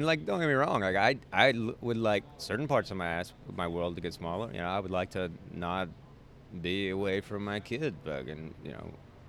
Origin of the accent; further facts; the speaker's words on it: the South, United States; it's so in me as a Southerner, I extend politeness to fucking asshats that I shouldn't